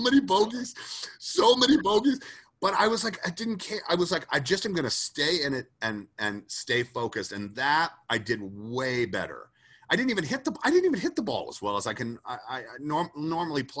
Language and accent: English; Atlanta, Georgia, United States; moved away; I was originally from Atlanta, Georgia, and I moved away